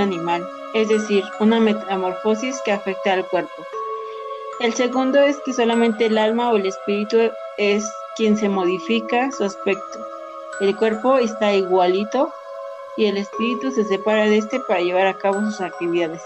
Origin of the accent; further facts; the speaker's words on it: Mexico; de aquí de nuestro lindísimo país México